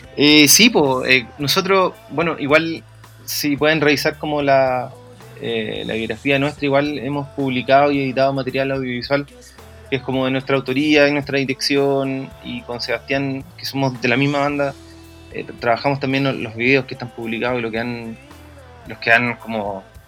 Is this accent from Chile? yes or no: yes; Valparaíso, Chile; nosotros somos de ahí, de Playa Ancha. Eh, nacido y criado en, en, en Playa Ancha